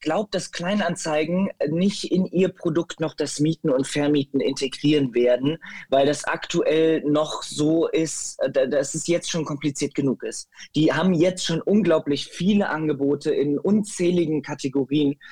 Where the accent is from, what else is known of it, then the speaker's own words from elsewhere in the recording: Metzenhausen, Germany; ich bin auf dem Land äh, aufgewachsen, ne? in einem äh, Kuhdorf mit 150 Einwohnern. Das nennt sich Metzenhausen.